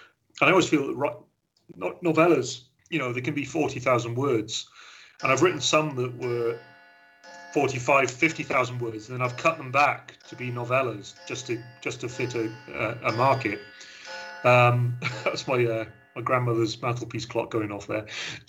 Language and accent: English; Wales, United Kingdom; although I'm Welsh and I live in Wales, I've been all over the place, but half my family are from the West Country